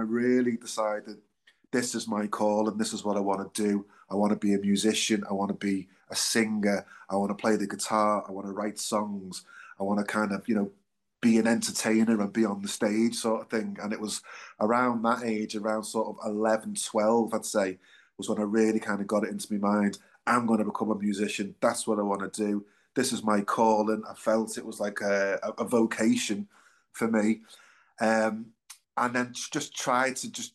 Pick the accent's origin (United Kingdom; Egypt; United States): United Kingdom; Liverpool, North West England; I was born and bred in Liverpool. I'm sure you can probably tell by my accent.